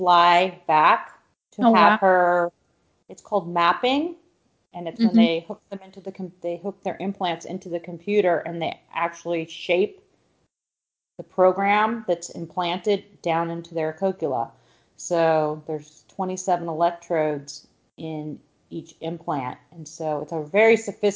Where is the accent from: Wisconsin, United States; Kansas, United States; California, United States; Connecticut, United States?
California, United States; moved away as an adult; also born or lived in Tampa, Florida; I'm from California